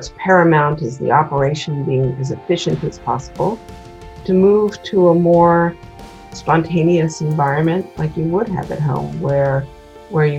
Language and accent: English; Washington, District of Columbia, United States; moved away; also born or lived in Maryland / Berkeley; I grew up in Washington, D.C.